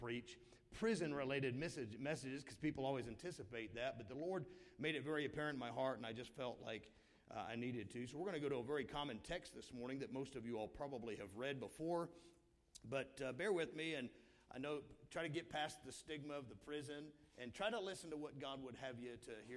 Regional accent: the South, United States; I'm from the South

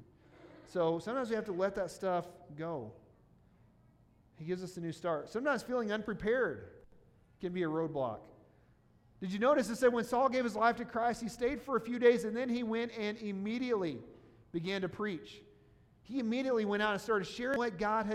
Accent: Missouri, United States; moved away; back to where I grew up in Missouri

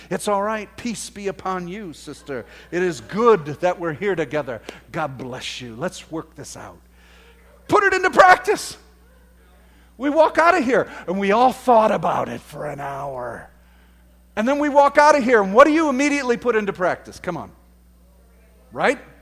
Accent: United States; because we're from America, we have this, that's just our culture

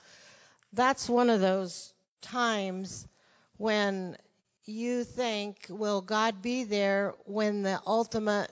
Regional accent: Arizona, United States; moved away as an adult; also born or lived in Brazil / Portugal / Russia; I was from Arizona

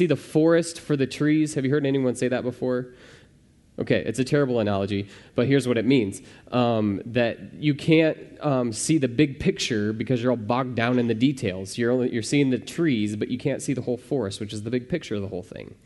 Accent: Midwest, United States; I'm from the Midwest

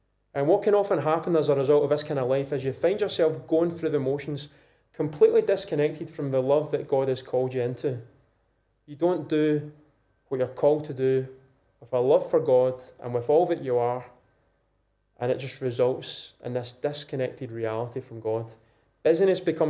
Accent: Scotland, United Kingdom; being a Scottish man of a youngish age, 20s, 30s, 40s

